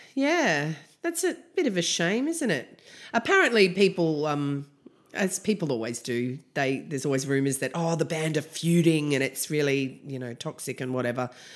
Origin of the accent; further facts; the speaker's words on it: Canberra, Australian Capital Territory, Australia; I'm from Canberra.